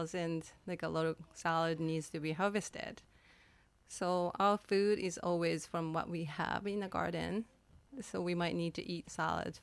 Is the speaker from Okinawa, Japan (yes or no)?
no; Kyoto, Japan; now in Cortes Island, Canada; In Japan, in Kyoto, but it's very countryside by the ocean